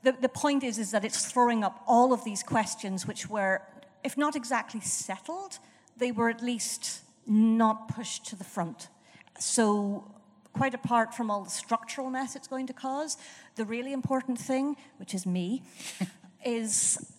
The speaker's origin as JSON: {"language": "English", "country": "Ireland", "moved": "yes", "lives_now": "London, United Kingdom", "said": "an Irish woman in London, but I've also been a Londoner. I went to school here. I just about still have my accent"}